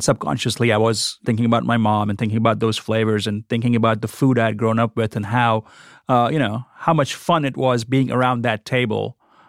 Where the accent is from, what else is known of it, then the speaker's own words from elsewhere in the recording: Oxford, Mississippi, United States; I grew up here. I work here. And so I guess you get this question, you know, a lot of times, where are you from? And then you say Oxford, Mississippi, and followed by, no, where are you really from?